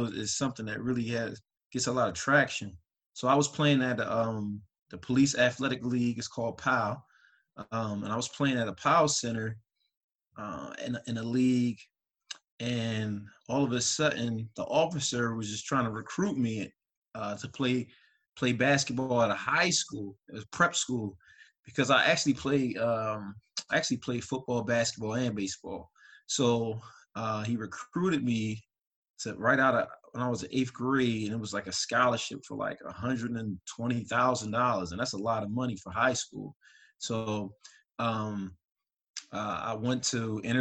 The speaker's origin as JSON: {"language": "English", "town": "Philadelphia", "region": "Pennsylvania", "country": "United States", "tie": "born or raised there", "said": "I grew up in Philadelphia, Philly."}